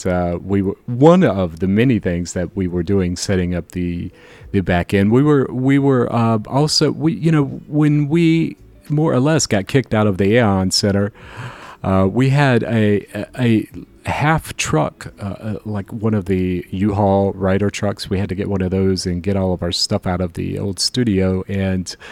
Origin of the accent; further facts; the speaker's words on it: Jacksonville, Florida, United States; growing up in Jacksonville, Florida